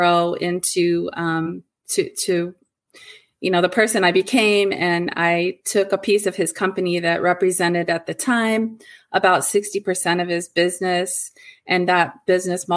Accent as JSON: {"language": "English", "region": "Ohio", "country": "United States", "tie": "born or raised there", "also_born_or_lived": "Michigan", "moved": "as an adult", "said": "I made a move from my home state, which is Ohio, to Michigan."}